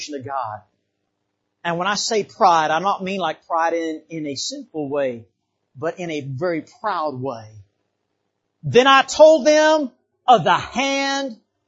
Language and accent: English; Bahamas; now in United States; I didn't grow up here in the United States. I grew up in the Bahamas.